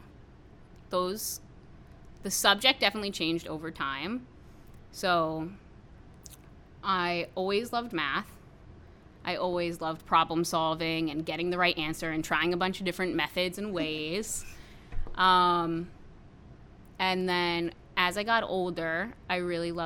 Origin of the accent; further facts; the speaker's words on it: Warwick, New York, United States; I grew up in Warwick, so I went to Warwick Valley Middle School